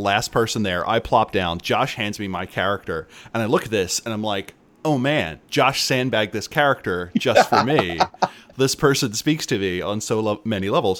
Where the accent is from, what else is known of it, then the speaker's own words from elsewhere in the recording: Philadelphia, Pennsylvania, United States; I am from Philadelphia